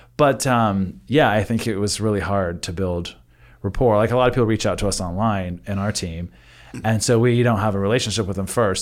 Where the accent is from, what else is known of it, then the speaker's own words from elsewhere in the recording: Northern California, United States; now in Texas, United States; I grew up in Northern California